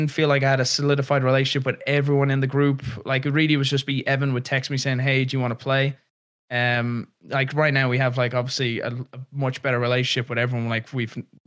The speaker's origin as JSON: {"language": "English", "country": "Ireland", "tie": "born or raised there", "said": "growing up in Ireland"}